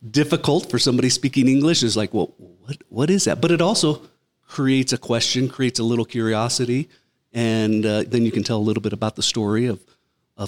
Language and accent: English; Arizona, United States; also born or lived in Utah / Colorado / Florida; now in Idaho, United States; I grew up in Arizona